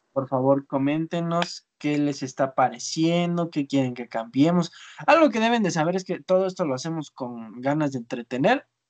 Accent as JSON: {"language": "Spanish", "town": "Zinacantepec", "region": "State of Mexico", "country": "Mexico", "said": "Yo soy de Sinacantepec"}